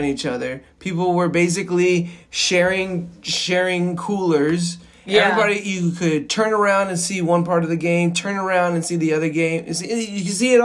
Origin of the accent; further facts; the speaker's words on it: Tampa, Florida, United States; I grew up in Tampa Bay.